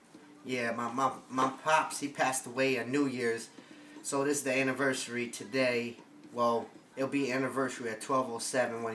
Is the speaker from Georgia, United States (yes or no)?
no; Norwalk, Connecticut, United States; I grew up in a town called Norwalk, Connecticut